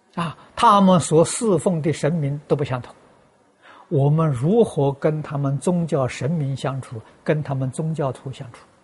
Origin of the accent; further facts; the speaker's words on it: China; 我们中国人